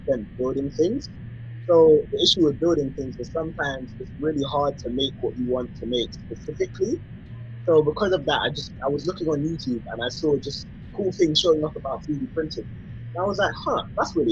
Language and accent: English; London, United Kingdom; So I was born in England, London, and my mom is from Jamaica and my dad is from Nigeria. So I'm Afro-Caribbean, but I'm English.